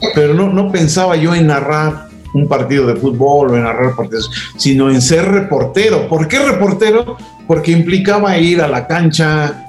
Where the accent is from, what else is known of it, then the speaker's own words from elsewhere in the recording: Mexico City, Mexico; yo de niño vivía en la Ciudad de México